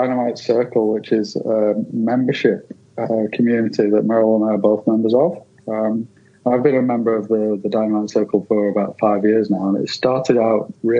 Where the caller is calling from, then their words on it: Torquay, Victoria, Australia; No, I'm in the colder part of Australia, down in the sort of southeast, I guess you'd say, in Victoria, a little surf town called Torquay in Victoria, which is closest to Melbourne.